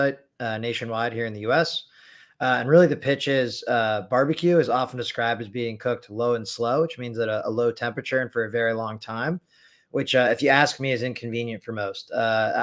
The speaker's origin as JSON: {"language": "English", "town": "Chicago", "region": "Illinois", "country": "United States", "said": "I'm from Illinois as well, or Chicago"}